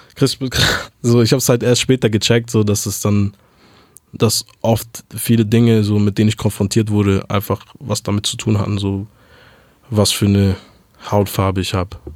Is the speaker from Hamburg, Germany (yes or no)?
yes; Hamburg, Germany; first language German; ich bin aufgewachsen in Hamburg, geboren 1993